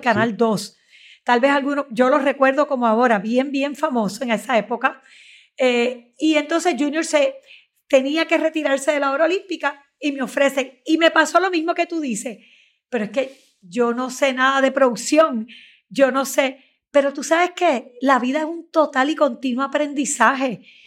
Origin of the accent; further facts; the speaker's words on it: Puerto Rico; yo soy de las que tiene una fe en los puertorriqueños, una fe en mi pueblo